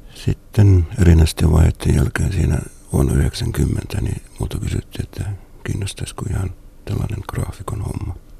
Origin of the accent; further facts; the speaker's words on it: Salo, Southwest Finland, Finland; now in Central Finland, Finland; olen kotoisin Muuralasta, joka nykyään on Salon kaupunki